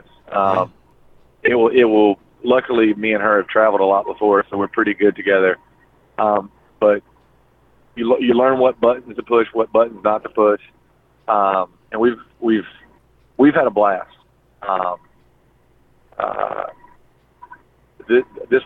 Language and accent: English; North Carolina, United States; I'm from North Carolina. I've seen the Blue Ridge Mountains a million times